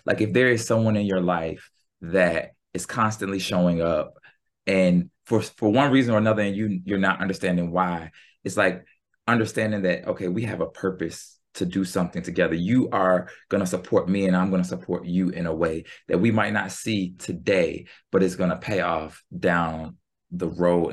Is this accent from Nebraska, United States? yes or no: no; Norfolk, Virginia, United States; moved away; also born or lived in Philadelphia; I grew up in Norfolk, Virginia